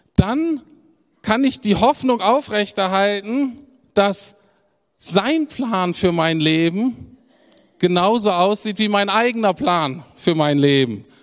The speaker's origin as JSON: {"language": "German", "country": "Germany", "said": "als Deutscher"}